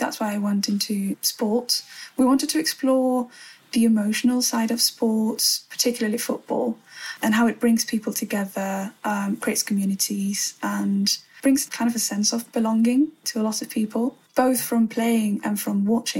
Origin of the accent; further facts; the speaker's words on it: Spain; moved away as an adult; also born or lived in Madrid; now in London, United Kingdom; I used to go to Spain quite a lot. I mean, not to my hometown so often, but yeah, like to Madrid, where I lived for 6 years before coming here to London.